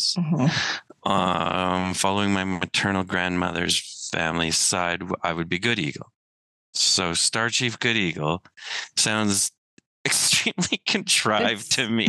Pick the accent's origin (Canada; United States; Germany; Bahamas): Canada; Siksika, Alberta; I'm from Siksika